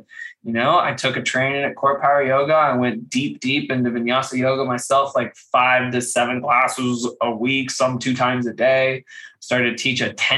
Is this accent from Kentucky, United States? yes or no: yes; Kentucky, United States; growing up in Kentucky